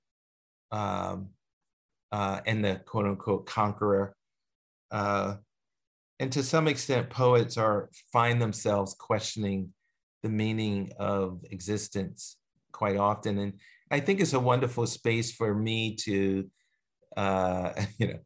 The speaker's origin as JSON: {"language": "English", "town": "Philadelphia", "region": "Pennsylvania", "country": "United States", "tie": "born or raised there", "also_born_or_lived": "Eugene, Oregon", "moved": "yes", "said": "growing up in Philadelphia"}